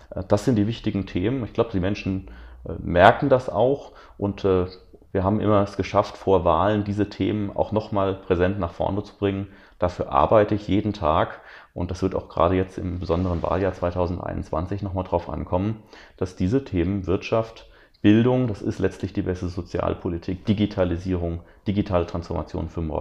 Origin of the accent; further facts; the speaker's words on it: Rhineland-Palatinate, Germany; wir zum Beispiel durch drei Länderbeteiligungen in der Regierung in Rheinland-Pfalz, ich komme ja aus Rheinland-Pfalz